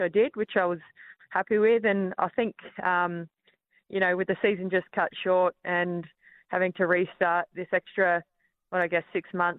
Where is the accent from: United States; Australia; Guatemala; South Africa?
Australia; Melbourne, Victoria; I was born over in Melbourne while Dad was playing for Collingwood